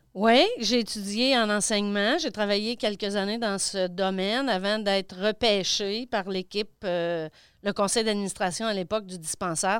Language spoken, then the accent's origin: French; Landrienne, Quebec, Canada; je suis native de, de Landrienne